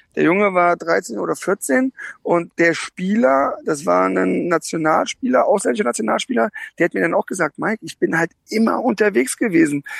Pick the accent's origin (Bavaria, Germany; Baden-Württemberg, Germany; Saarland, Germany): Baden-Württemberg, Germany; Karlsruhe; moved away; ich bin gerade in Karlsruhe in meiner alten Heimat